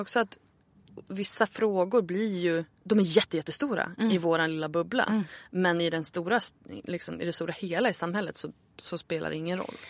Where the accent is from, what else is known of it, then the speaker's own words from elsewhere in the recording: Örnsköldsvik, Västernorrland County, Sweden; moved away; also born or lived in Stockholm; Jag flyttade ju tillbaka till Örnsköldsvik där jag är född för ett år sedan ungefär. Mm. Efter att ha bott i Stockholm i 12 år